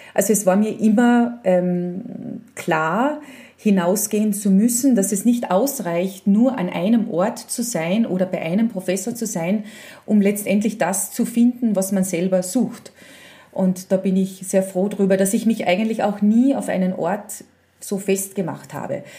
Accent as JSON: {"language": "German", "town": "Spittal an der Drau", "region": "Carinthia", "country": "Austria", "tie": "born or raised there", "also_born_or_lived": "Villach / Vienna", "said": "ich bin ja im Spital aufgewachsen"}